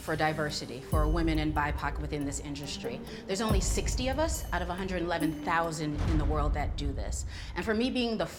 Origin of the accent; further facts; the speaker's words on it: Chicago, Illinois, United States; I'm from Chicago